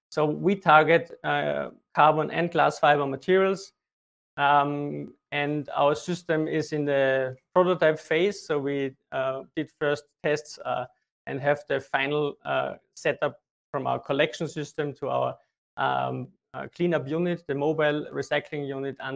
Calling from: Linz, Upper Austria, Austria; I'm joining in from Linz in Austria.

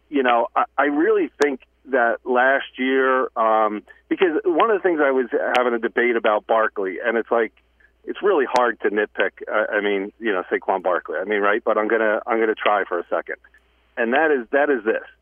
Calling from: Cranford, New Jersey, United States; John and Jeff, it's … from Cranford.

